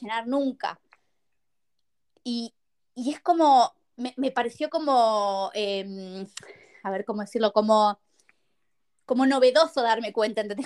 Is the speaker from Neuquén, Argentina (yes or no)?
no; Buenos Aires, Argentina; moved away as an adult; now in Madrid, Spain; soy argentina, eh, nací en Buenos Aires, viví en Buenos Aires y ahora estoy viviendo en Madrid.